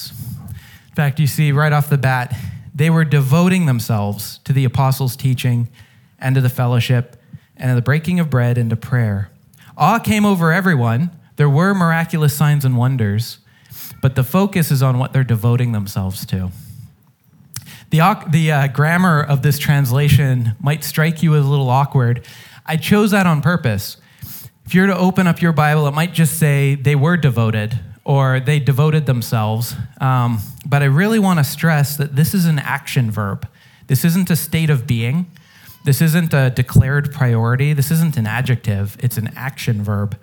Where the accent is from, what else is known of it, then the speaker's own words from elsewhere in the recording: United States; I'm an American.